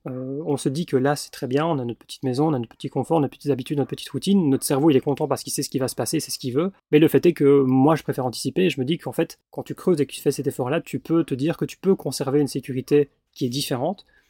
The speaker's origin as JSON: {"language": "French", "country": "Belgium", "moved": "as an adult", "said": "j'ai dû squatter chez ma maman, parce que bah, j'avais pas de chez moi en Belgique"}